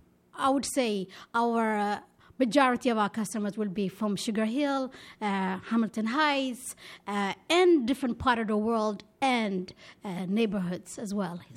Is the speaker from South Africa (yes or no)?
no; Ethiopia; also born or lived in Israel; now in New York, United States; which represents my upbringing, being Ethiopian, being Israeli, and now being New Yorker.